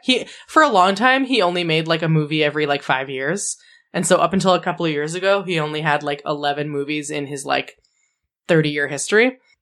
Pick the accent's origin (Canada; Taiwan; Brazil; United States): Canada; 'cause we're all Canadian.